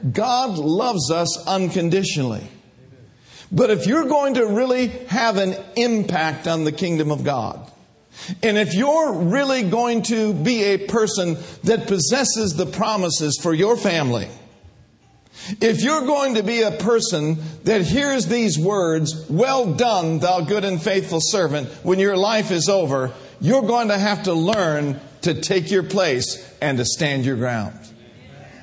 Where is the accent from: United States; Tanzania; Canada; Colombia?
United States; Minneapolis, Minnesota; I grew up in Minneapolis, Minnesota, grew up a little Catholic boy